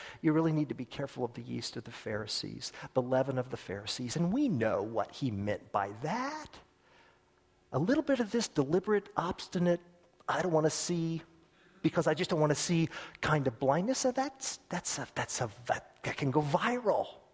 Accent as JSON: {"language": "English", "country": "United States", "said": "as an American in an America that's a superpower in the world"}